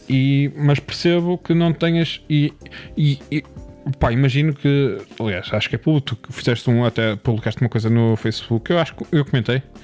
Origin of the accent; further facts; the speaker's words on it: Porto, Norte, Portugal; accent: Porto; como gajo do Porto